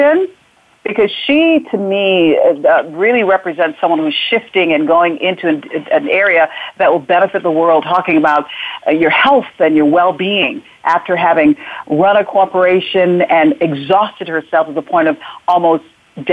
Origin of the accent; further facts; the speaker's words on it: Hartford, Connecticut, United States; also born or lived in Jamaica; I grew up in Hartford, Connecticut